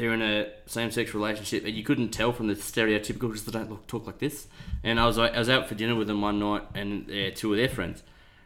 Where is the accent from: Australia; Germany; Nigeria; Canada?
Australia; Newcastle, New South Wales; now in Orange, Australia; I grew up in Newcastle, and I grew up near the Hunter Valley